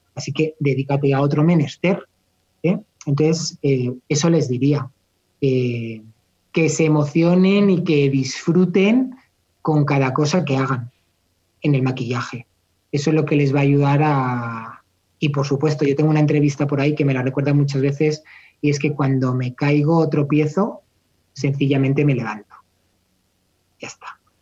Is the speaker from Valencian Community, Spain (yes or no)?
no; Madrid, Community of Madrid, Spain; Yo soy muy sevillano, soy de Madrid, pero soy muy sevillano, bajo mucho a Sevilla